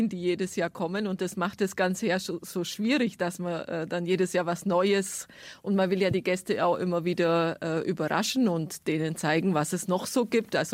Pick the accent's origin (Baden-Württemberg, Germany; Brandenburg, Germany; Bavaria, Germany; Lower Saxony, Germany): Bavaria, Germany; Günzburg district; accent: Swabian; moved away as an adult; also born or lived in Lower Franconia; gebürtig aus dem Landkreis Günzburg.